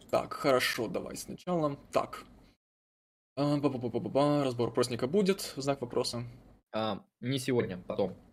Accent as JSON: {"language": "Russian", "region": "Chechnya", "country": "Russia", "said": "Нет, я точно не немец. Э, нет, я чеченец, так что все нормально"}